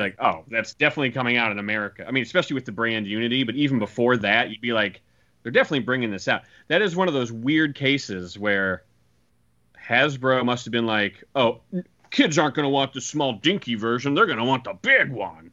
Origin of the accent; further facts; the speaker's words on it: Iowa, United States; in my hometown, and I went to the Toys R Us R.I.P. Uh, in in in Iowa